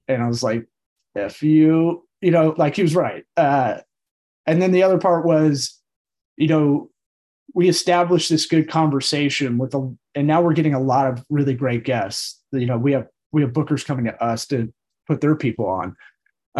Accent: Tampa, Florida, United States; also born or lived in Los Angeles; I'm one of the rare people that was born and raised in Tampa, the rare third generation

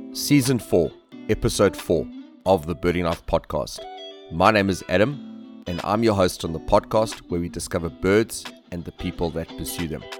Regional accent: South Africa; as South Africans, you know, duck hunting is not something that is that big in in our country

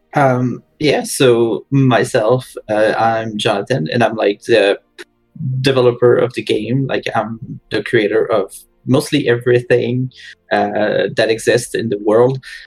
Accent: Quebec, Canada; most of us are from Quebec

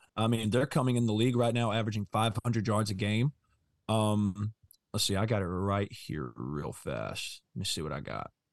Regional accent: Mississippi, United States; we're from Mississippi

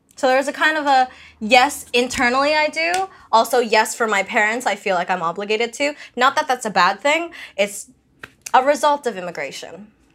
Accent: Canada; accent: slight Filipino accent; I grew up here

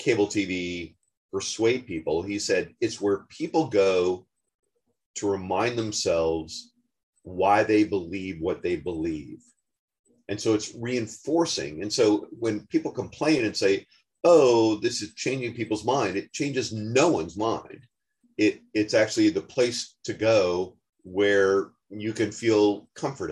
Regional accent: Denver, Colorado, United States; I'm from Denver, Colorado

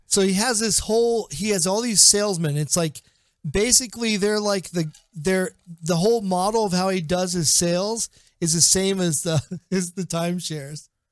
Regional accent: Portsmouth, Ohio, United States; Portsmouth, Ohio. It's my hometown.

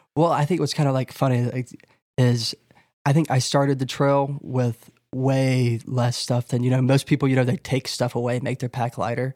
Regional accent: North Carolina, United States; I just entered into my home state

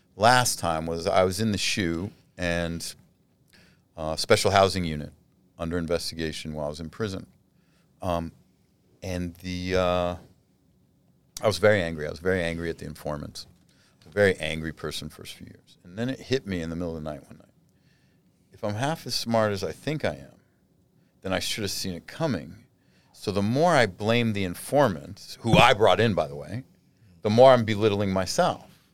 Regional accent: United States; I'm American. In prison or not, I'm a fucking American.

